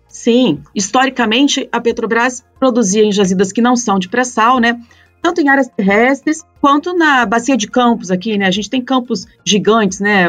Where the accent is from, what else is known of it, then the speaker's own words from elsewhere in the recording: Curitiba, Paraná, Brazil; eu sou curitibana